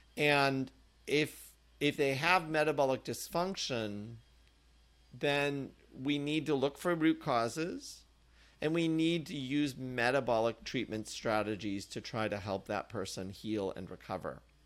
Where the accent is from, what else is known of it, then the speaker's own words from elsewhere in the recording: Indiana, United States; moved away; also born or lived in Massachusetts; growing up in Indiana